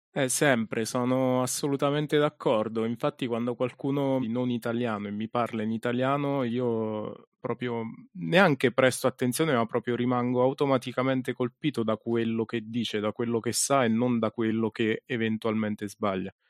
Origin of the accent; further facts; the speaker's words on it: Ascoli Piceno, Marche, Italy; io sono di Ascoli, quindi ho iniziato qui a San Benedetto